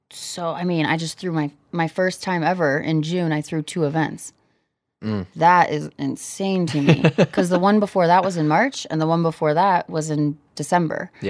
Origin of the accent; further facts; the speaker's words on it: Kansas, United States; I'm from Kansas